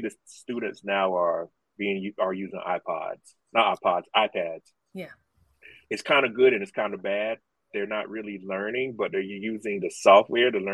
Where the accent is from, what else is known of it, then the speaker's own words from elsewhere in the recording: South Carolina, United States; I am from South Carolina and still live here